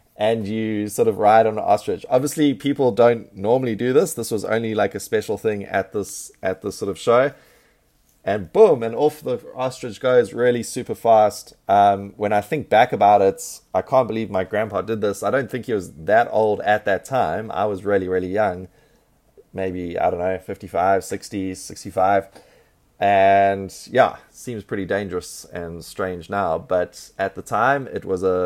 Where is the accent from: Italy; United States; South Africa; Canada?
South Africa; I'm from South Africa, and so there's lots of ostriches in South Africa